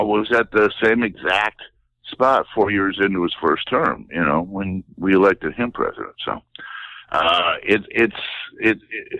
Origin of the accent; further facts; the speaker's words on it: Wisconsin, United States; I grew up in Wisconsin, so I have those Midwestern values